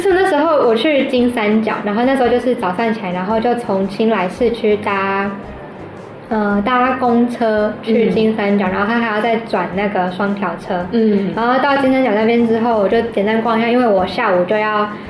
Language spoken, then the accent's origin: Chinese; Tainan, Taiwan; moved away as an adult; now in Thailand; 因为像我是台南人嘛，